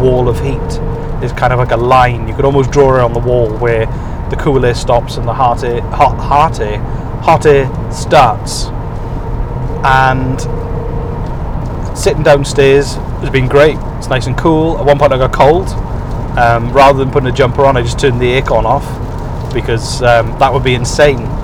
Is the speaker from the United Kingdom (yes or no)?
yes; United Kingdom; moved away as an adult; now in Nova Scotia, Canada; a British person who is used to 10 degrees and drizzle